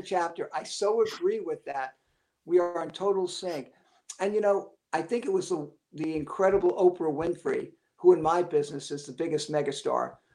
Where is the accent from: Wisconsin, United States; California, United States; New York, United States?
New York, United States; New York City; I was born and raised in Brooklyn, uh, and everybody around me had very similar beliefs